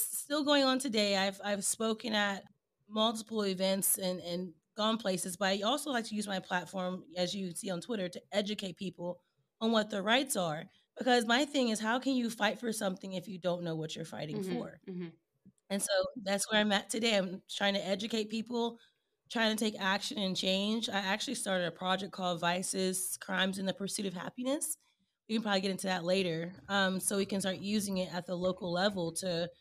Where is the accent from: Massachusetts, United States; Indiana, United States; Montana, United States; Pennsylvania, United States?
Indiana, United States; moved away as an adult; also born or lived in Texas; I was actually born and raised in Indiana, in the cornfields and the bean fields